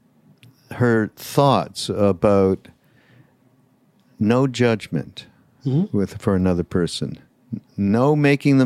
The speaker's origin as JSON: {"language": "English", "country": "Canada", "said": "I'm from Canada"}